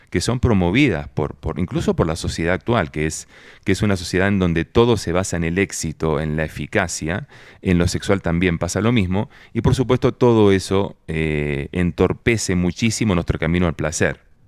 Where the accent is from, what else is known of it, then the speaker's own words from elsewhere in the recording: Argentina; now in Colombia; acá donde yo estoy, yo soy argentino